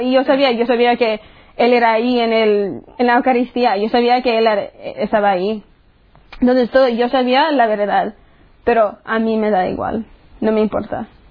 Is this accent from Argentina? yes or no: no; United States; soy de los Estados Unidos y tengo 18 años